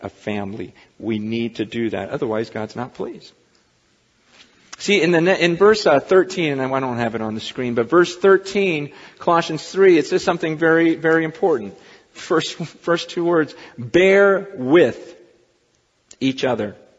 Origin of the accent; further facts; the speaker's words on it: United States; I'm an American